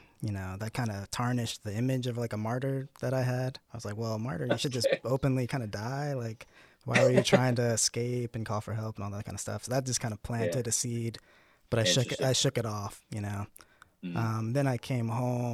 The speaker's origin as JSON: {"language": "English", "region": "Florida", "country": "United States", "also_born_or_lived": "Utah", "moved": "as an adult", "said": "I'm from Florida"}